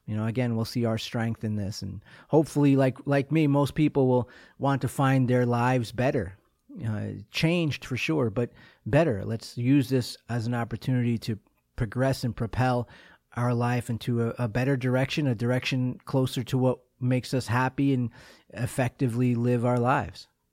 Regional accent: Long Island, New York, United States; I'm a kid from Long Island

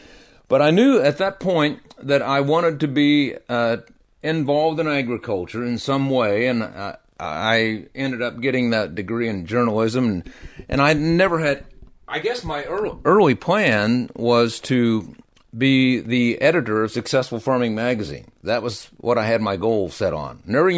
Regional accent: the South, United States; accent: Southern; But the listeners let me know that they didn't care for my Southern accent.

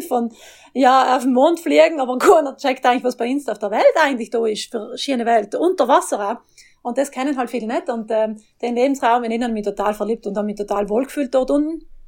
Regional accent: South Tyrol, Trentino-Alto Adige, Italy; Ich bin ja Südtirolerin auch, wie man hört

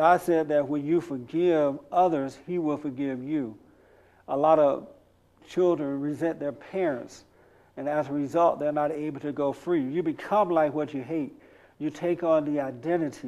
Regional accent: United States; I am an American, no Africa here, 100% American

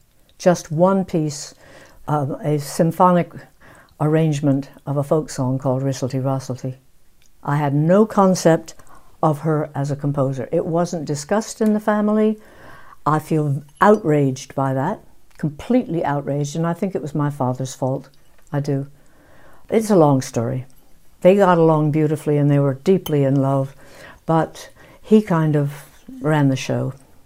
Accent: England, United Kingdom; I am British. I feel that I'm English.

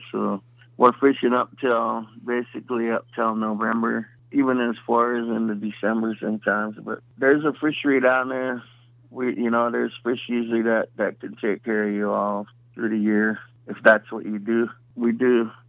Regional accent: Columbia River, Warm Springs, Oregon, United States; We're from the Columbia River, Warm Springs, Wasco, and, you know, and the Yakimas

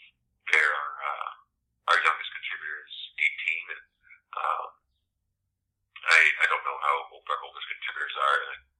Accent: outside of Flint, Michigan, United States; I grew up outside of Flint, about a 20-minute drive, about halfway to MSU, actually, from Flint.

